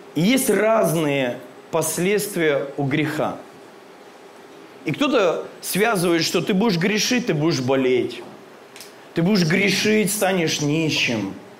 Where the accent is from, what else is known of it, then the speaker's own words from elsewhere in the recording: Krasnoyarsk, Krasnoyarsk Krai, Russia; мы из Красноярска оба. Он на одном берегу живет, я на другом